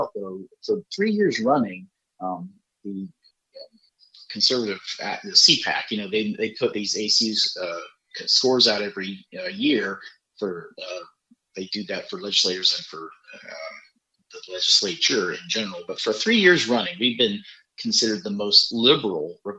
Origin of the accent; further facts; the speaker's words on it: Spartanburg, South Carolina, United States; I'm from Spartanburg